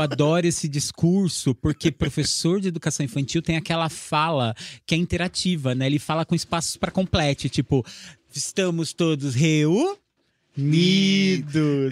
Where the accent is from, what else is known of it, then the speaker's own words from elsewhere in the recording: Assis, São Paulo, Brazil; daqui de Assis, que eu era, sou de Assis